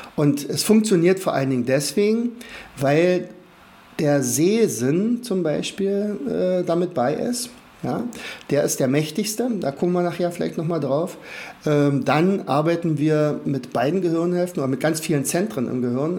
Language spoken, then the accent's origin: German; Rauen, Brandenburg, Germany; ich komme aus Brandenburg, also dort speziell aus Rauen, das ist in der Nähe von Fürstenwalde